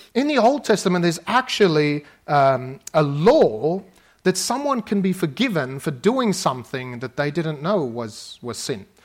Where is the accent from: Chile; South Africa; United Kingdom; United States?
South Africa; moved away; I grew up in South Africa